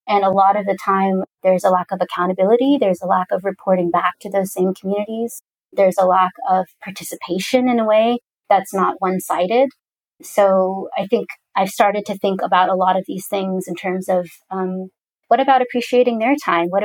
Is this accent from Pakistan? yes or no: yes; Pakistan; I'm a woman. I'm also Pakistani. Uh, I'm a Muslim.